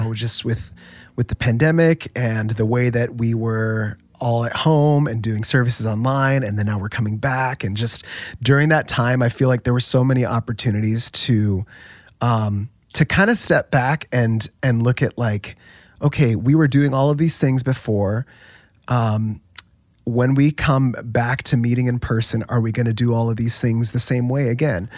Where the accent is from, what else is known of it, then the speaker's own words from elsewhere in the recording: Orlando, Florida, United States; moved away as an adult; now in Saddleback, United States; I grew up in Orlando was there um, for most of my life